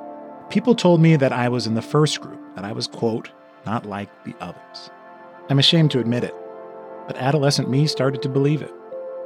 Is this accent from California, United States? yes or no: yes; Los Angeles, California, United States; also born or lived in Inland Empire, California; I didn't realize I was black until I was 11. I was a mixed kid. I grew up in Westwood.